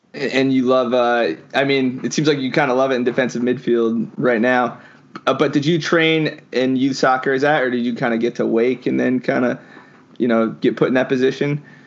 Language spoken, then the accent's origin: English; Midland Park, New Jersey, United States; I'm actually a Jersey guy myself, but I'm uh, more northern part